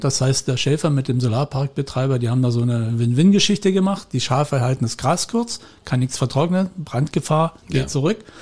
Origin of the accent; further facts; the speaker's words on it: Upper Lusatia, Saxony, Germany; now in Spreewald, Germany; da, wo ich aufgewachsen bin, in der Oberlausitz